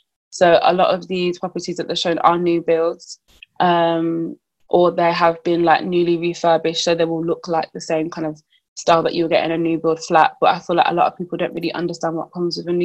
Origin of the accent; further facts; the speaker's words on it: Birmingham, West Midlands, United Kingdom; I'm from Birmingham